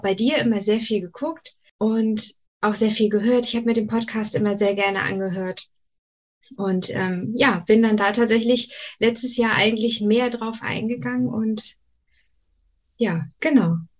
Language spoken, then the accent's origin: German; Schleswig-Holstein, Germany; komme aus dem wunderschönen Schleswig-Holstein